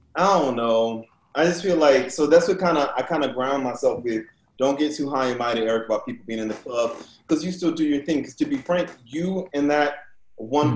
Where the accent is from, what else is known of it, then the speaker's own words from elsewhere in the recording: New Orleans, Louisiana, United States; when I was growing up in New Orleans